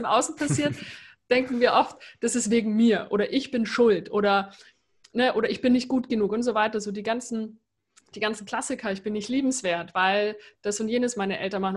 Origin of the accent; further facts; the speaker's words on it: Germany; moved away; also born or lived in United States; als Deutsche